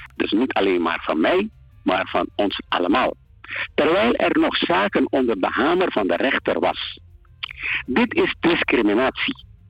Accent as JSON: {"language": "Dutch", "town": "Paramaribo", "region": "Paramaribo District", "country": "Suriname", "tie": "born or raised there", "moved": "as an adult", "lives_now": "Netherlands", "said": "Ik ben geboren en getogen in Paramaribo aan de Christoffel Kersenstraat nummer 51"}